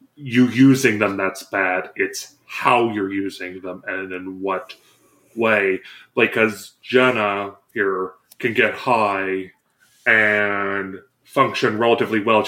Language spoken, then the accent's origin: English; Ohio, United States; I've grown up in the conservative part of Ohio